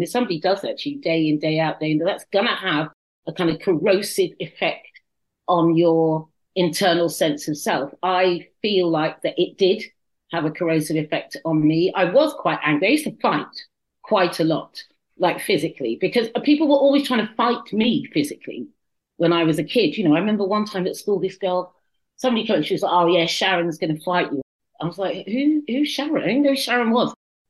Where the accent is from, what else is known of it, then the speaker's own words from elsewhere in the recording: Paddington, London, United Kingdom; born there; also born or lived in Kent / Cyprus / Norfolk / Suffolk; I was born in Paddington, and then I went to Kent, and then I went to Cyprus, and then I came to Norfolk, good God, and then Suffolk, good God.